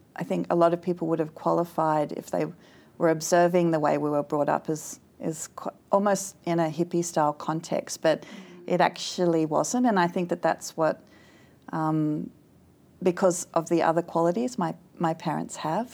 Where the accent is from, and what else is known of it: East Kurrajong, New South Wales, Australia; born or raised there; also born or lived in Sydney / Castle Hill